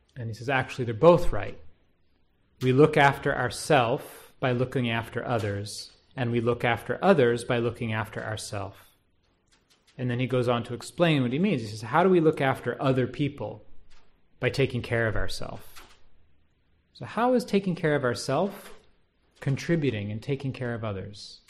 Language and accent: English; United States; being an American